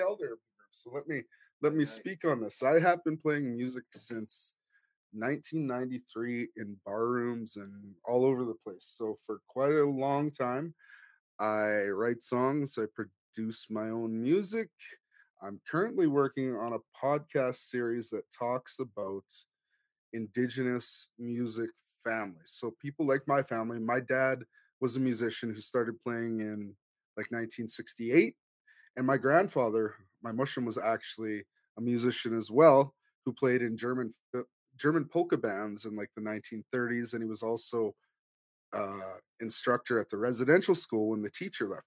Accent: Cowessess First Nation, Saskatchewan, Canada; now in Edmonton, Canada; I live in Edmonton. I'm originally from Cowessess First Nation

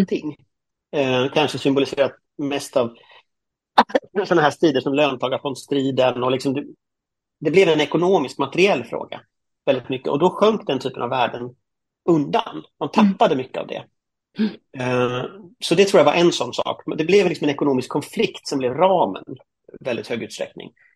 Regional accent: Gothenburg, Västra Götaland, Sweden; Jag är ju från Göteborg då, eh, mm. uppväxt i, i, i Högsbo höjd som är ett sånt flerfamiljsområde

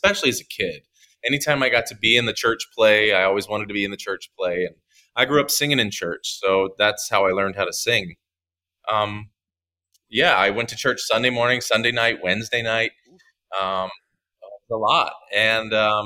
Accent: Ringgold, Virginia, United States; moved away as an adult; also born or lived in New York City, United States; now in Atlanta, United States; I actually grew up in Ringgold, Virginia, which is the county version okay. of the city. The city was Danville, but I grew up in Ringgold

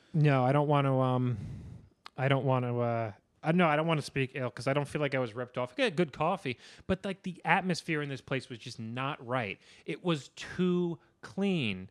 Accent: New York, United States; being a New Yorker, that's what makes me feel at home

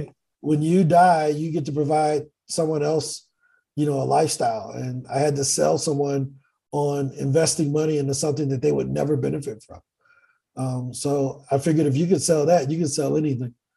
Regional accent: East St. Louis, Illinois, United States; moved away as an adult; also born or lived in Virginia Beach; now in Medellin, Colombia; born and raised in East St. Louis

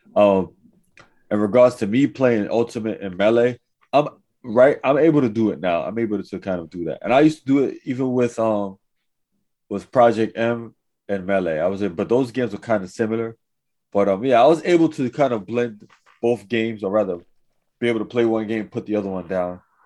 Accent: New York City, New York, United States; I was from Manhattan. I was in Lower East Side

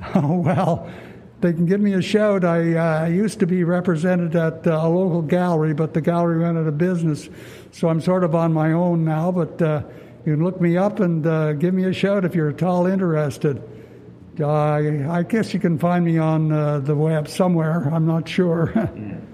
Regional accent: Ottawa, Ontario, Canada; this is my hometown, so I guess I have a good feel for Ottawa.

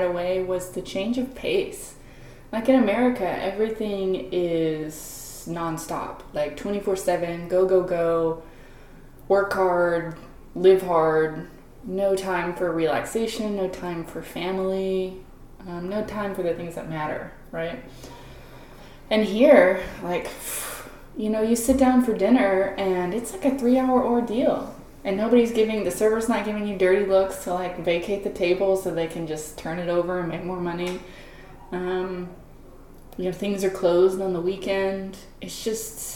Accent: Texas, United States; moved away as an adult; also born or lived in Monterey, California; now in Luxembourg; I'm originally from Texas

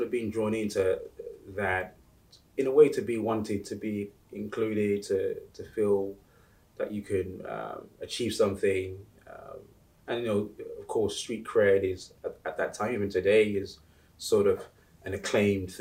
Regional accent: United Kingdom; also born or lived in Uganda; I came to the UK with my family sort of in the late 80s

